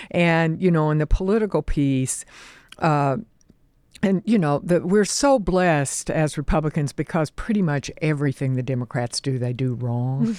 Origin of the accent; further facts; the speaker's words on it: Oklahoma, United States; moved away; also born or lived in New Jersey; I grew up in the Oklahoma oil fields